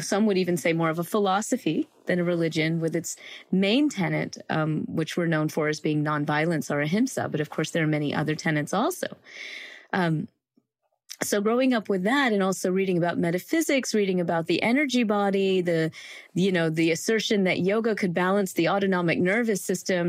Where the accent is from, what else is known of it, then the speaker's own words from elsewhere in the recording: Greenville, South Carolina, United States; I grew up in the South in a small town called Greenville, South Carolina